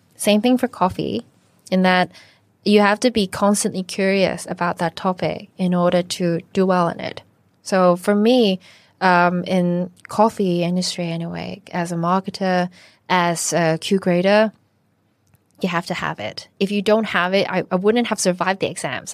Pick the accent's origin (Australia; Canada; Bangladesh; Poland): Canada; now in Hong Kong; I was born in Canada, but my mum is from Shanghai